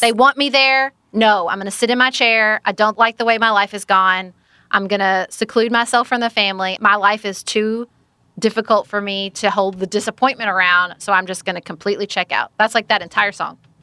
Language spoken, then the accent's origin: English; Paducah, Kentucky, United States; my hometown of Paducah, Kentucky